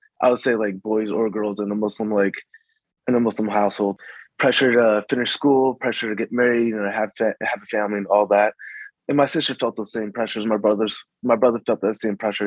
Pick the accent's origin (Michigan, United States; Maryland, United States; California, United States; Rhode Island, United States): Maryland, United States; also born or lived in Chicago, Illinois / Arizona; we moved to Maryland, went out in 95, and we kind of settled there